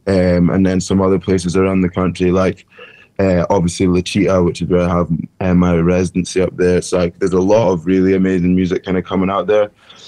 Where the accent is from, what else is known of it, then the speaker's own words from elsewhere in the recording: Dundee, Scotland, United Kingdom; moved away as an adult; also born or lived in Edinburgh / Glasgow / Zambia; now in London, United Kingdom; I was born in London and then moved up to Scotland, up onto the East Coast, Dundee.